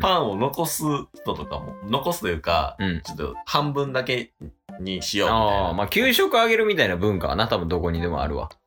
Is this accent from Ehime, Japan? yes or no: no; Hyogo, Japan; 兵庫県の。まあ、俺の地元だから。